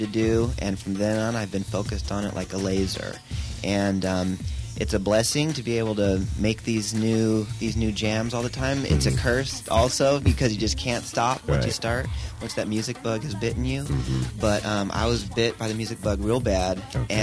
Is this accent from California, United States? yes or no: yes; Napa Valley, California, United States; now in Los Angeles, United States; originally I'm from the Napa Valley, the wine country.